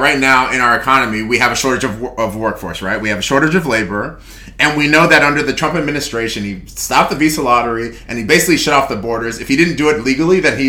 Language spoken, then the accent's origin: English; Texas, United States; a Texan who owns property in Texas